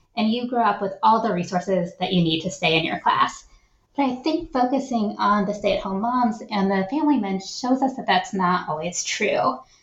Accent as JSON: {"language": "English", "town": "Shaker Heights", "region": "Ohio", "country": "United States", "tie": "born or raised there", "said": "I grew up in Shaker Heights, Ohio, which is a wealthy suburb of Cleveland. And then right before I was starting seventh grade, we moved to rural Ohio"}